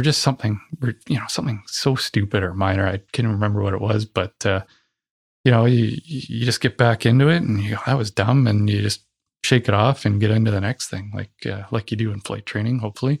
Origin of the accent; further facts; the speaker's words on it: Ontario, Canada; So I'm from Ontario